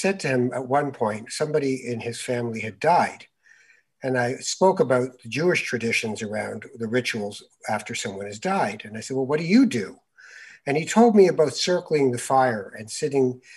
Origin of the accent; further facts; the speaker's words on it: Canada; I'm Canadian